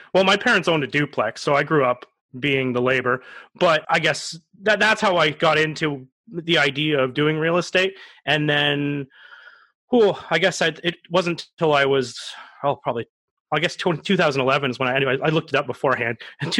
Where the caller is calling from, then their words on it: Cambridge, Ontario, Canada; I live in Cambridge, Ontario.